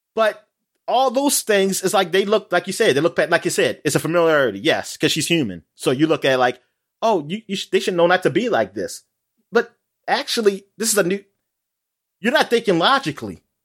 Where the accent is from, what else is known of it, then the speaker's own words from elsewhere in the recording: United States; I'm an American